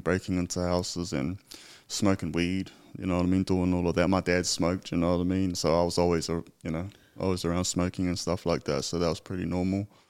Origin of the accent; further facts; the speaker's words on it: Tokoroa, Waikato, New Zealand; moved away; also born or lived in Australia; originally from a small town called Tokoro